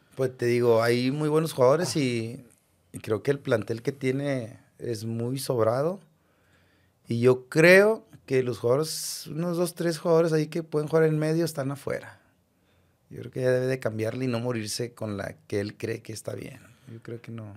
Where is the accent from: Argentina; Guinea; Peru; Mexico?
Mexico; Monterrey, Nuevo León; yo como rayado y como regio y como de barrio